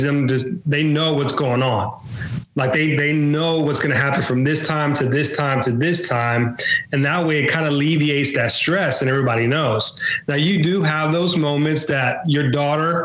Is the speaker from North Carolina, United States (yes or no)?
no; Mobile, Alabama, United States; I'm from Mobile, Alabama